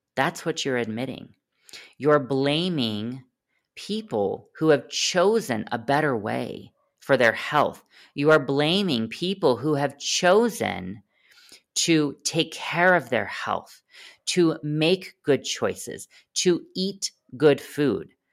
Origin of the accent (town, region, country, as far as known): United States